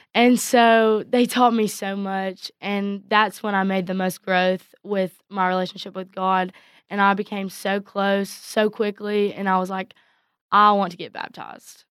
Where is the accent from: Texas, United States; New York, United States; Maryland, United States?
Texas, United States; Coleman; I grew up in Coleman my whole life